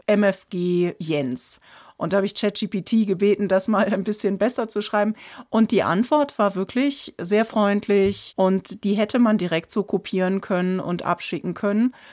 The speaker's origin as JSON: {"language": "German", "country": "Germany", "said": "als Deutsche"}